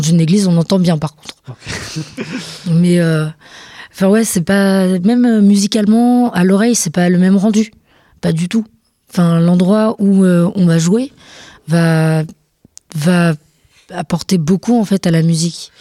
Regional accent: Montargis, Centre-Val de Loire, France; je viens pas d'Orléans précisément, je viens de Montargis

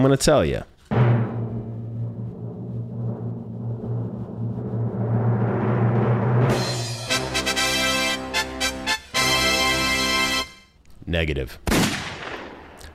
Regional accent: Canada; I am from Canada

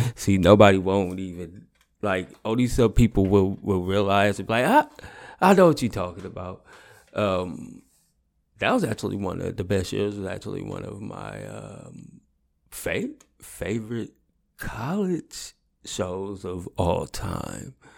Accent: the Bay Area, California, United States; I'm from the Bay

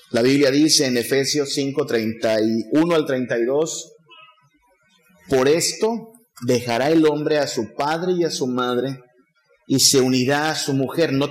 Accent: Tamaulipas, Mexico; Yo vengo de Tamaulipas a estudiar porque creo que Dios quiere que sea pastor.

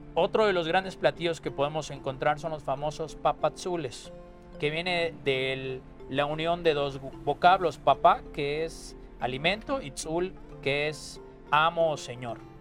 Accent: Yucatán, Mexico; el vocablo maya que seguimos utilizando en Yucatán

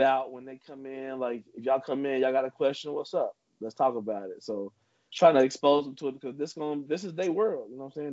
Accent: Trotwood, Ohio, United States; as a child growing up in Trotwood

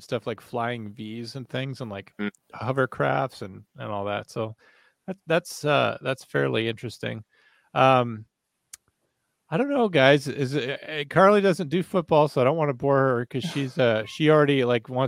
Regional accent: Virginia, United States; now in South Dakota, United States; I'm from Virginia, right? Like regular Virginia

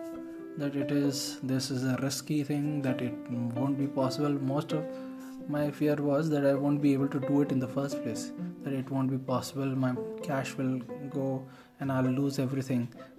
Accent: India; as an Indian

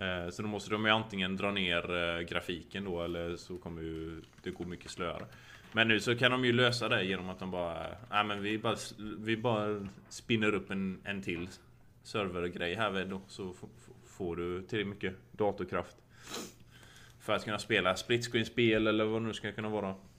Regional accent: Sweden; now in United States; hemma i Sverige

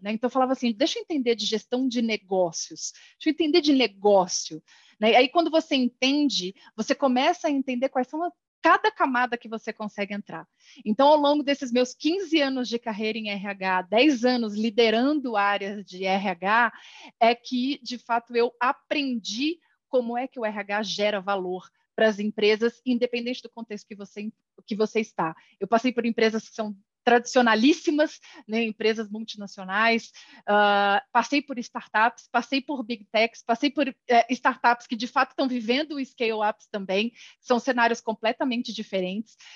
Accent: São Paulo, Brazil; sou nascida em São Paulo

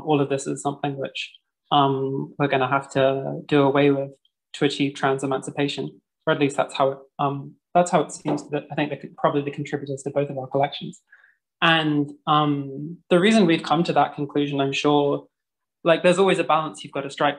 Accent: London, United Kingdom; now in Vienna, Austria; I am a Londoner based in Vienna.

